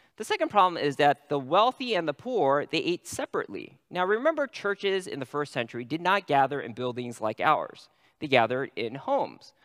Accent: California, United States; I'm a Californian

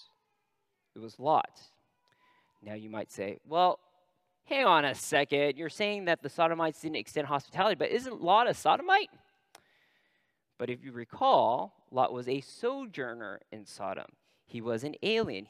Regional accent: Northern California, United States; I'm from Northern California.

